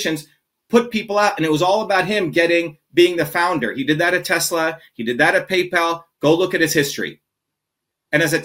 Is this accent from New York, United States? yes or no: no; New Jersey, United States; when I grew up in Jersey, I learned how to paint from a Yugoslavian immigrant